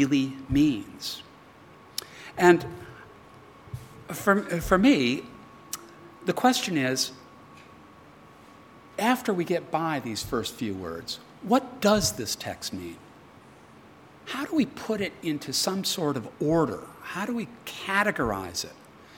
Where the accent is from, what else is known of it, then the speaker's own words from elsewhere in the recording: United States; now in Australia; as an American